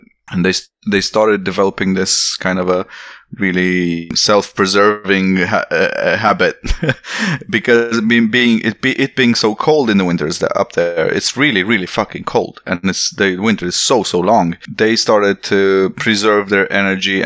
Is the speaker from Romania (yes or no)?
yes; Romania; English is a second language; moved away as an adult; also born or lived in Västervik, Sweden; I have an accent. I'm Romanian